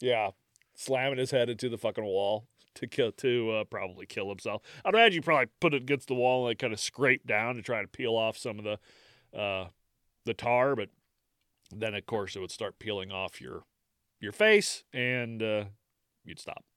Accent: United States; I'm American

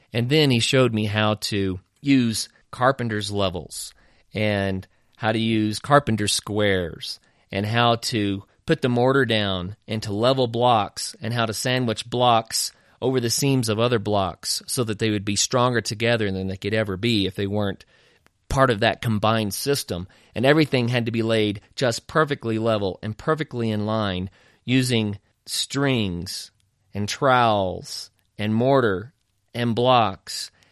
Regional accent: Oklahoma, United States; a kid growing up in Oklahoma

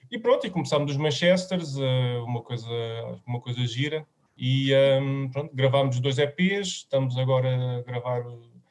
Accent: Seixal, Setúbal, Portugal; venho do Miratejo

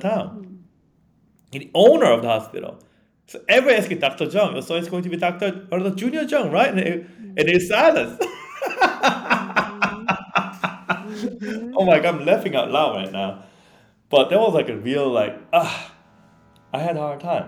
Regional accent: Yeosu, South Jeolla, South Korea; English is a second language; moved away as an adult; also born or lived in Long Island, New York, United States; now in United States; I didn't even go back to my hometown because it's a suburb. I have to take a train to go back to my home

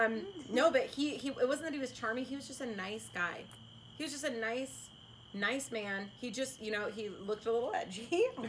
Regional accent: West Coast, United States; I was exhausted, and I was like, I'm from the West Coast.

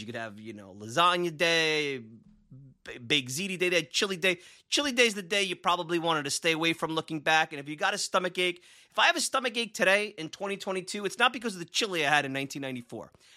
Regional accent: Long Island / Brooklyn, New York, United States; accent: Long Island / Brooklyn; sometimes I say it with the Long Island ease, sometimes I say it with the Brooklyn ease

